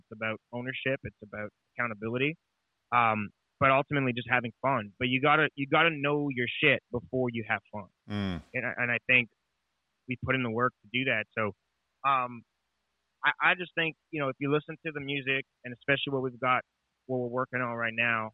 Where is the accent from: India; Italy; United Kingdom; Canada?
Canada; moved away as an adult; now in Nashville, United States; when I came to Nashville, you know, being Canadian